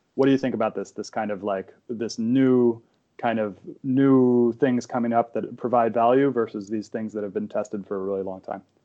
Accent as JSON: {"language": "English", "town": "San Francisco", "region": "California", "country": "United States", "tie": "born or raised there", "said": "I grew up in San Francisco"}